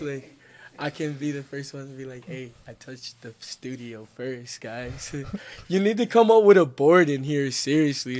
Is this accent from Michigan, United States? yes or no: yes; Flint, Michigan, United States; moved away as an adult; now in Salt Lake City, United States; I'm actually from Flint, Michigan